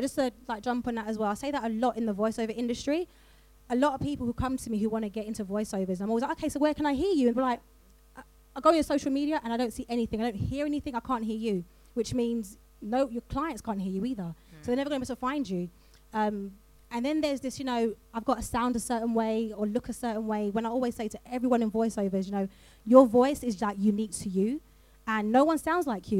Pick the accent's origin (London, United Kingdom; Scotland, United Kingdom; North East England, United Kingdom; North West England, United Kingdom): London, United Kingdom; I'm from South London, like I don't pronounce my T's